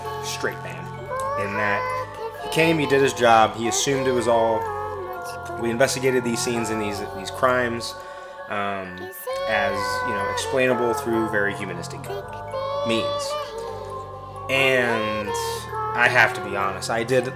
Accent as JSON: {"language": "English", "region": "Midwest", "country": "United States", "tie": "born or raised there", "said": "growing up in the Midwest"}